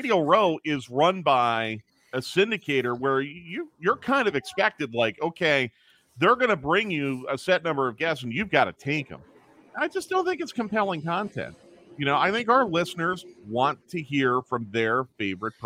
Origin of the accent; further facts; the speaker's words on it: Philadelphia, Pennsylvania, United States; I grew up in Philadelphia at that time.